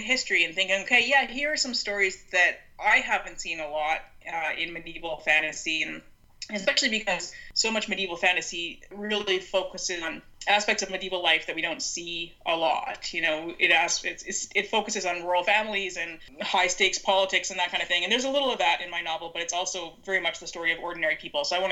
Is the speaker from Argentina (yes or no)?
no; Canada; I am Canadian.